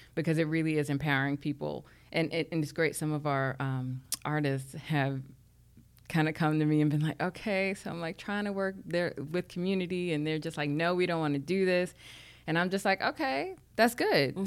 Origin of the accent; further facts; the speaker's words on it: New York City, New York, United States; I grew up in Harlem